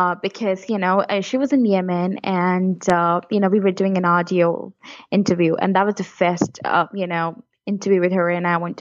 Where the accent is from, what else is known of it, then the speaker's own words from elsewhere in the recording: near Kashmir, Jammu and Kashmir, India; moved away; I was born near the Kashmir area